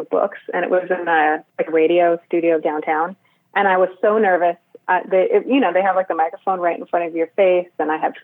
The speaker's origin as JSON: {"language": "English", "region": "Southern California", "country": "United States", "tie": "born or raised there", "also_born_or_lived": "Boston", "said": "I grew up in Southern California"}